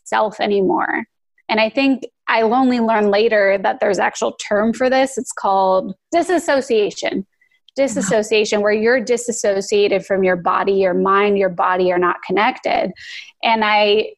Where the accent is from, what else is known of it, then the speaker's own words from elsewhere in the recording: Phoenix, Arizona, United States; moved away as an adult; also born or lived in Los Angeles; I hated growing up in Phoenix